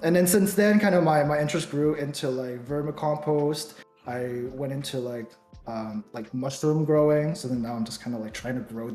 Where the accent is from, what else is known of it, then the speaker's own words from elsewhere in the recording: Toronto, Ontario, Canada; also born or lived in Taiwan; I was born in Taiwan. You know, I moved to Toronto at a very young age. I've been in Toronto since then. Went to school here and everything